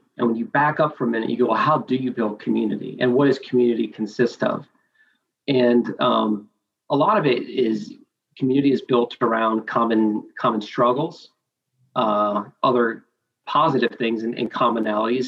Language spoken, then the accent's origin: English; Augusta, Georgia, United States; also born or lived in China; So I am from Augusta, Georgia, for the most part. My family works in the medical space.